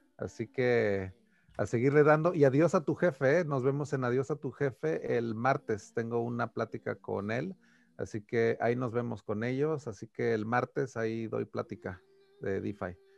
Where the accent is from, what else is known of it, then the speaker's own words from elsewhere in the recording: Taxco, Guerrero, Mexico; moved away as an adult; also born or lived in Cuernavaca, Morelos / Mexico City / Italy; now in United States; nací en Cuernavaca, en Morelos, pero luego, luego, pues me crié en Tasco Guerrero